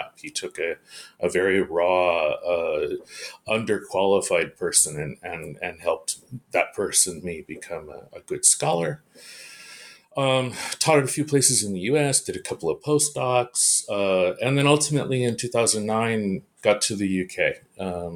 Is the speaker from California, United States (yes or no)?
yes; Bay Area, California, United States; moved away as an adult; also born or lived in Iowa / Japan / United Kingdom; I'm a Californian, and so everything started for me in California, in the Bay Area of California.